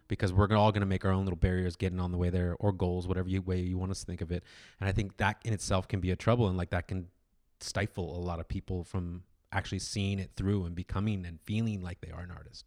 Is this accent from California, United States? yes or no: yes; Orange County, California, United States; I was kid from Orange County